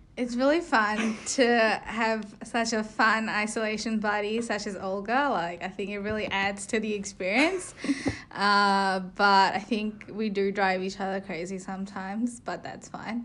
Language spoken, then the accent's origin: English; India; moved away as an adult; now in Melbourne, Australia; I'm from India. I moved to Australia about three years ago to study